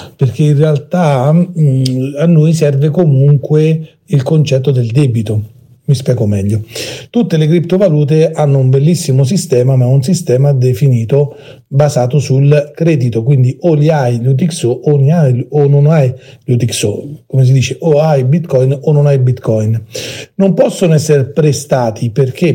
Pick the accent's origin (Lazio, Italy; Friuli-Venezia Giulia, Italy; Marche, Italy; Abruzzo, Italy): Lazio, Italy; Rome; dalle mie parti a Roma